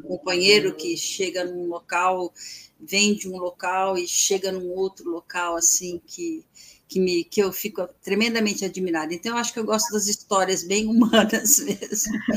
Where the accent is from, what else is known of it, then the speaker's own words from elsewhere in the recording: Brazil; eu sou do Brasil